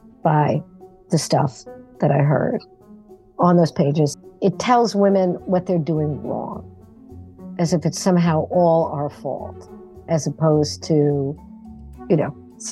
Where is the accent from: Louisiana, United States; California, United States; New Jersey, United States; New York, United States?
New York, United States; New York City; I am originally from Brooklyn on Long Island.